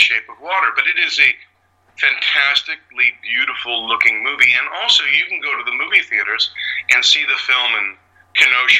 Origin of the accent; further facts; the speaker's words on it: London, Ontario, Canada; moved away as an adult; also born or lived in Chicago; I grew up in London, Ontario